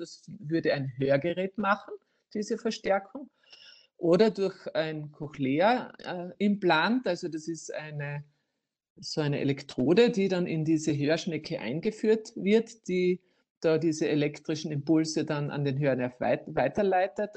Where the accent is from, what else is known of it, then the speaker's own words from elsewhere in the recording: Styria, Austria; bei uns in der Steiermark